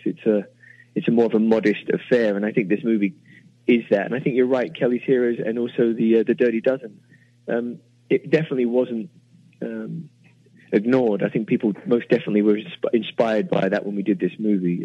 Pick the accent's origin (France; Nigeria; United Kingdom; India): United Kingdom; England; moved away as an adult; now in United States; as an Englishman, as a British man